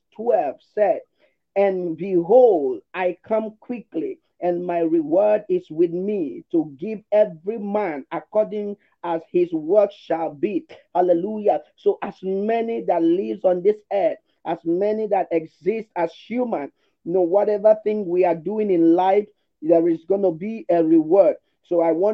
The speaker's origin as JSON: {"language": "English", "country": "Nigeria", "also_born_or_lived": "Lagos", "said": "I'm from Nigeria."}